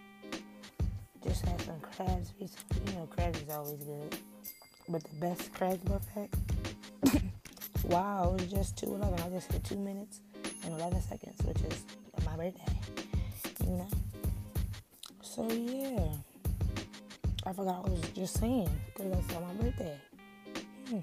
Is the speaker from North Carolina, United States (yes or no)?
no; Philadelphia, Pennsylvania, United States; I'm from Philadelphia.